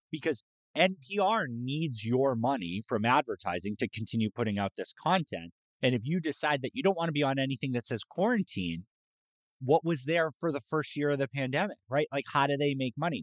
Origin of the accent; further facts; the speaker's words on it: Massachusetts, United States; now in San Antonio, United States; I grew up in Massachusetts